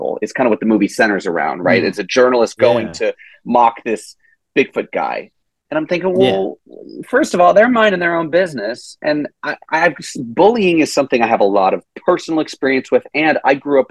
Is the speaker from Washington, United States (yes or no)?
no; Tennessee, United States; I'm born and raised in Tennessee